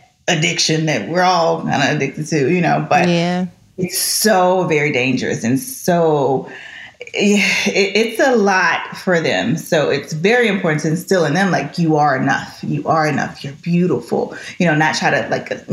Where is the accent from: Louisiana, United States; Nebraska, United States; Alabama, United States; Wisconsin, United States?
Louisiana, United States; Shreveport; moved away; I grew up in Shreveport